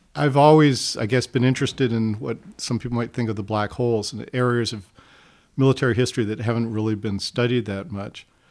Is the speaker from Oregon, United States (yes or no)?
no; Hawaii, United States; moved away; growing up in Hawaii